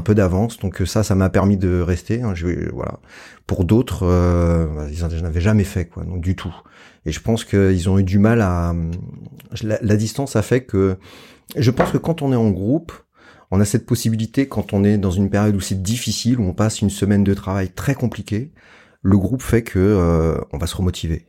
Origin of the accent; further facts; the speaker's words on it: Montpellier, Occitania, France; je suis de Montpellier